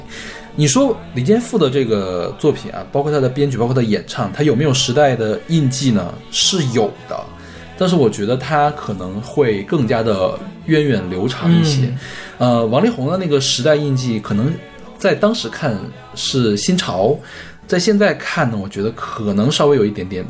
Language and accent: Chinese; China; 我们的文明没有断，我们一直是龙的传人，…就一直可以变成我们中国人的一个呃主题曲一样的东西